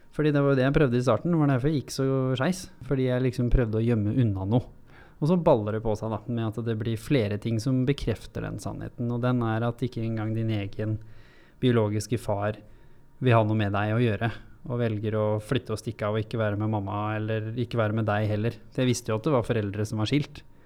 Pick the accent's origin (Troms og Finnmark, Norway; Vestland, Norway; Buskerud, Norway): Buskerud, Norway; Hurum; for jeg kommer jo fra Hurum, fra bygda